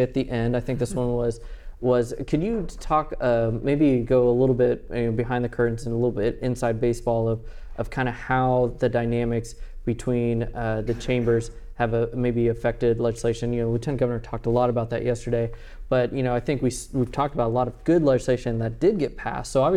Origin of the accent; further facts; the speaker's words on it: Nebraska, United States; now in Texas, United States; I was born in Nebraska.